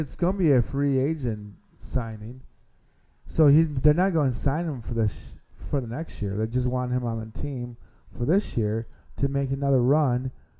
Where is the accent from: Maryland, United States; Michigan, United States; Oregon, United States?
Michigan, United States; Hudsonville; So I think soccer, I know in Grand Rapids, especially where I grew up in Hudsonville, with a school I went to, we won a couple of state championships.